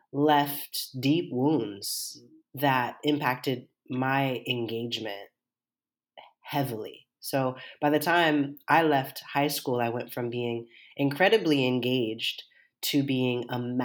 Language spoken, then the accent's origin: English; Seattle, Washington, United States; I grew up here in Seattle, Washington